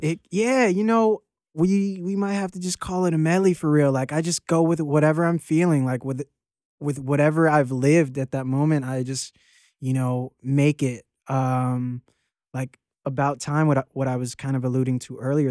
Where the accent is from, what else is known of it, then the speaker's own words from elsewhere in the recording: Arlington, Virginia, United States; moved away as an adult; also born or lived in Norfolk, Virginia / Laurel, Maryland; I'm from all over Virginia. I went to high school in, in Arlington, Virginia, and, um, I was born in Norfolk